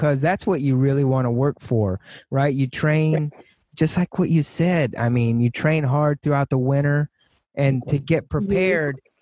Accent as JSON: {"language": "English", "region": "Texas", "country": "United States", "also_born_or_lived": "California", "moved": "yes", "said": "I'm from Texas, but I'm a California dude"}